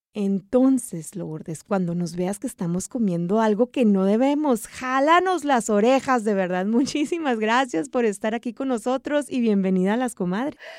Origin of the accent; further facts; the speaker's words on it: Sonora, Mexico; moved away; mi tierra, hasta Sonora, México